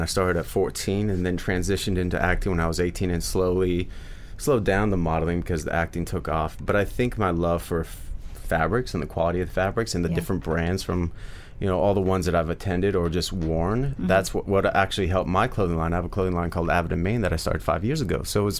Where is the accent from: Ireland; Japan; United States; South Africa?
United States; Midwest; Again, I'm from the Midwest, so I love my boots